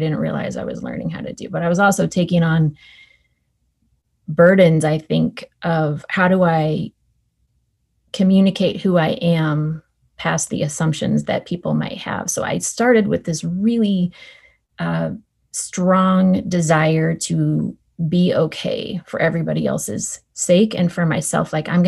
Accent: Northern California, United States; I grew up in Northern California with two parents

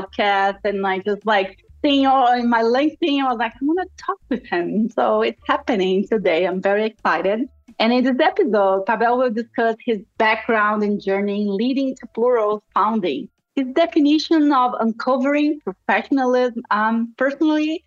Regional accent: Brazil; first language Portuguese; English is a second language; moved away as an adult; now in United States; I was raised in Brazil. My first language is Portuguese.

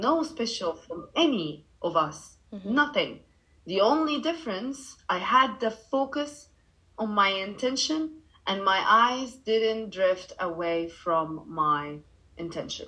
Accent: Cairo, Cairo Governorate, Egypt; English is a second language; also born or lived in Dubai, United Arab Emirates; now in Bali, Indonesia; I grew up in Cairo, and then I moved to Dubai

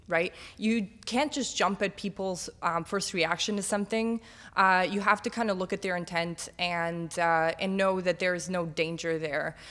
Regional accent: Bosnia & Herzegovina; also born or lived in North Macedonia; now in Toronto, Canada; I'm from Bosnia

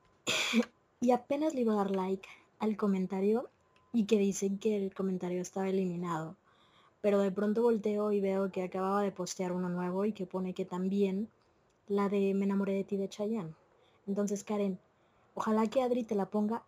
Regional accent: Mexico; no todas somos mexicanas

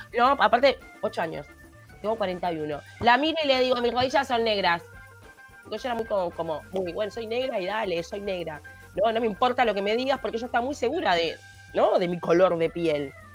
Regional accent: Palermo, Montevideo, Uruguay; porque yo me crié en Palermo

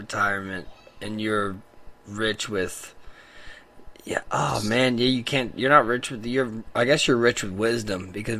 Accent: the Bible Belt, United States; we grew up in the Bible Belt, and, like, people talk about God at school all the time.

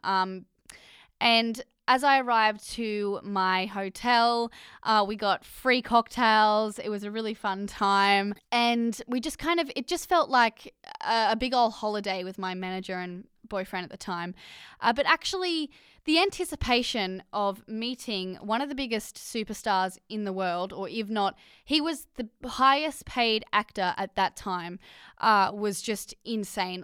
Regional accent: Australia; accent: Australian; my Australian accent

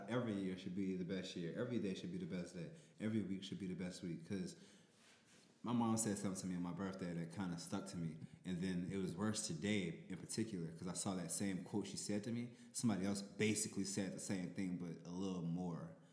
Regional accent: New Orleans, Louisiana, United States; I'm from New Orleans

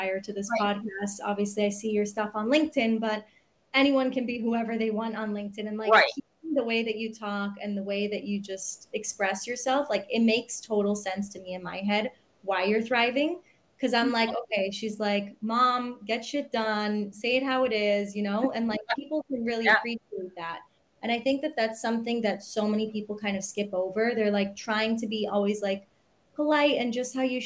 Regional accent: Miami, Florida, United States; now in Israel; I grew up in the States in Miami.

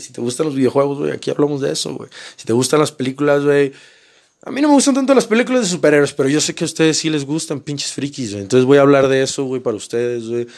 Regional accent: Mazatlán, Sinaloa, Mexico; now in Mexico City, Mexico; soy de Mazatlán, soy de Mazatlán, Sinaloa

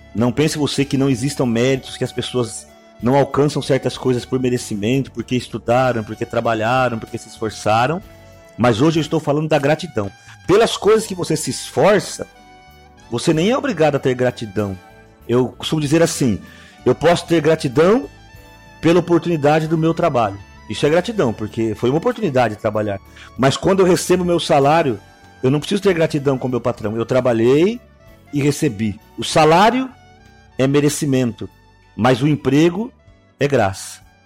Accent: Araçatuba, São Paulo, Brazil; eu nasci aqui, no Brasil, e eu particularmente aqui na cidade de Aracatuba

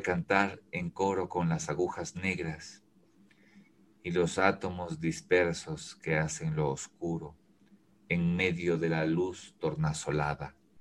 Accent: Quito, Pichincha, Ecuador; also born or lived in Ambato; La, ciudad a la que yo he, pertenecido y he vivido y eh, eh, he vivido eh, su pulso, su movimiento, es Quito

